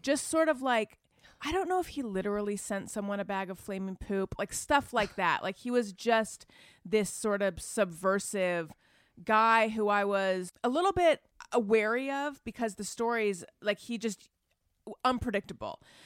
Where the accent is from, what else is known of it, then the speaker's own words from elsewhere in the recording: Orange County, California, United States; also born or lived in Oakland, California; I grew up in Orange County, conservative, Republican